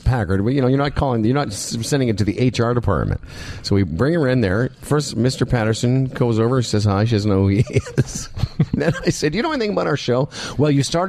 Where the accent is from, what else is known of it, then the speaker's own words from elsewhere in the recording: Moose Jaw, Saskatchewan, Canada; I grew up in Moose Jaw